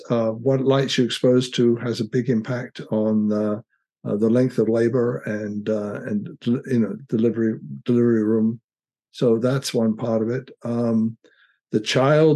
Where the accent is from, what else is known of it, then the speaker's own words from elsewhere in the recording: United Kingdom; now in United States; I'm British by background and came over to America